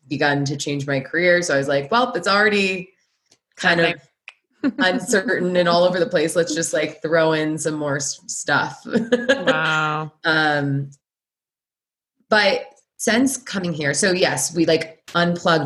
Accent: Santa Monica, California, United States; moved away; also born or lived in New York City; I grew up in LA in Santa Monica

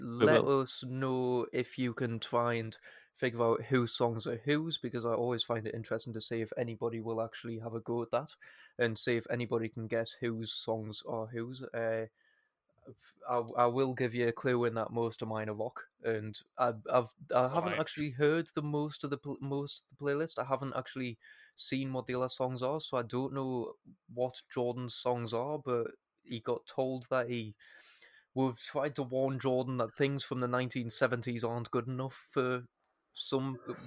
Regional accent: United Kingdom; We're fucking British, yeah.

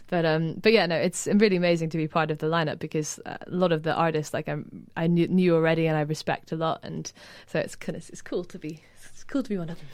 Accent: Edinburgh, Scotland, United Kingdom; now in London, United Kingdom; I grew up in Edinburgh

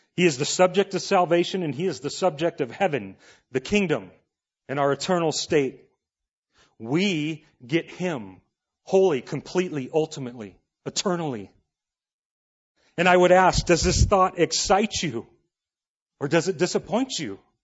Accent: Los Angeles, California, United States; I grew up in Los Angeles in the eighties

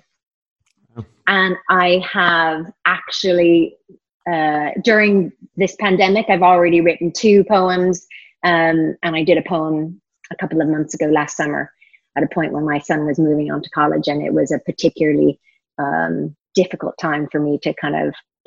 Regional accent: California, United States; moved away; California, which is my home state

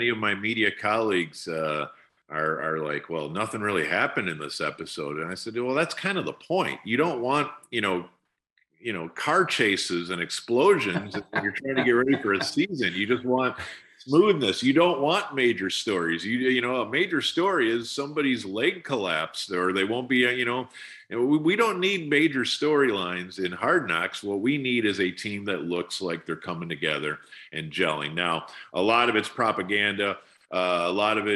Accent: Wisconsin, United States; now in Dallas, United States; my homeland of Wisconsin

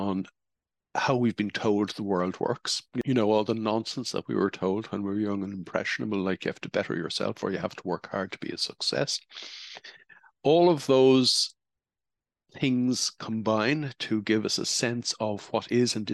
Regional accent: Ireland; the era in which I grew up in Holy Catholic Ireland

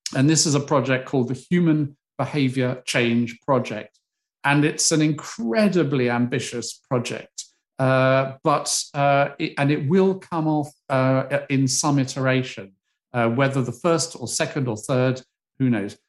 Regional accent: United Kingdom; as a Brit

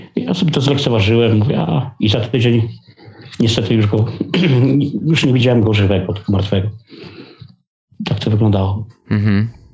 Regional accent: Legnica, Lower Silesian Voivodeship, Poland; Pochodzę z Letnicy, to jest Dolny Śląsk

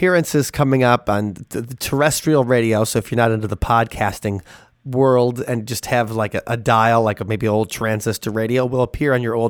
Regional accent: Wisconsin, United States; us Wisconsin Polacks

